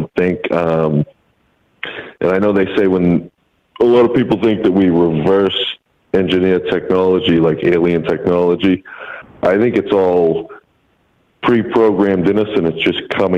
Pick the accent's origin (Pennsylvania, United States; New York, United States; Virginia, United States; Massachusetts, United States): Massachusetts, United States; I'm calling from out in Massachusetts